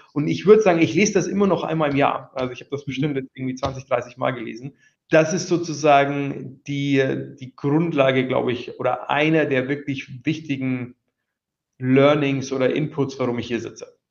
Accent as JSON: {"language": "German", "town": "Wiesau", "region": "Bavaria", "country": "Germany", "tie": "born or raised there", "moved": "yes", "lives_now": "London, United Kingdom", "said": "in der Oberpfalz, wo ich herkomme"}